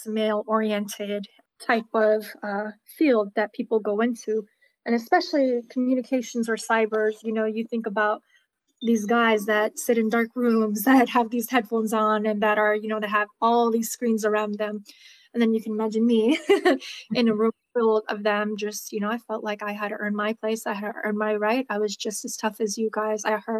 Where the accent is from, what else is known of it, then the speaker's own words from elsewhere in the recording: Iraq; born there; moved away; As you said, I was born in Iraq. This was towards the end of the Iraq-Iran war